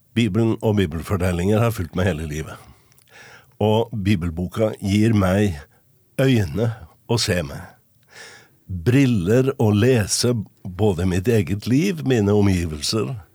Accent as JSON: {"language": "Norwegian", "town": "Trondheim", "region": "Trøndelag", "country": "Norway", "tie": "born or raised there", "said": "jeg vokste opp i Trondheim. På Rosenborg."}